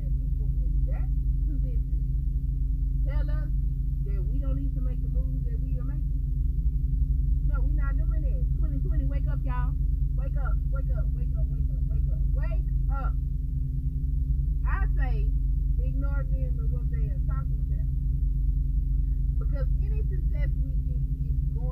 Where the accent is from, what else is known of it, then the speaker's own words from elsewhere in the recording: United States; We as Americans